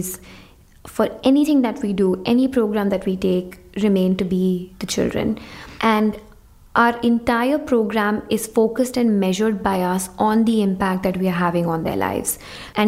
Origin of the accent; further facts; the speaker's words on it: India; When I was growing up in India